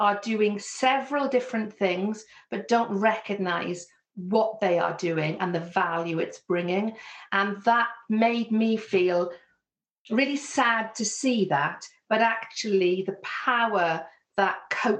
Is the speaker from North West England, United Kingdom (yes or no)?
no; Wales, United Kingdom; accent: Welsh; although you can hear very clearly I have a Welsh accent, my Welsh accent is actually much more neutral compared to some of the places that I moved to. So I had some people that pick me up on my accent and my different way of saying things.